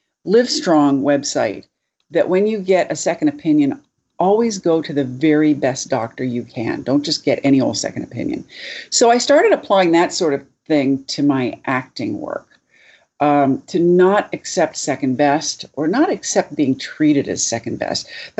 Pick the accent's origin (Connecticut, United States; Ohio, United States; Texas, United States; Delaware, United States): Delaware, United States; born there; I was born in Delaware.